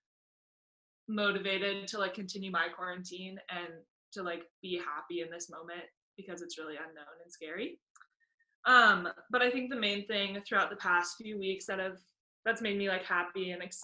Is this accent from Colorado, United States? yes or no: yes; Littleton, Colorado, United States; I'm from Littleton, Colorado, which is just outside of Denver